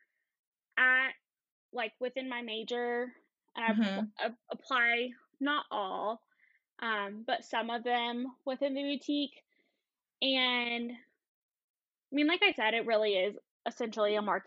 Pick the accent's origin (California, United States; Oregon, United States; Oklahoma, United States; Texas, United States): Texas, United States; Clint; also born or lived in El Paso, Texas; I'm from El Paso, Texas. Originally from Clint, which is where my boutique is. It's about 20 miles east of El Paso. Small town, farming community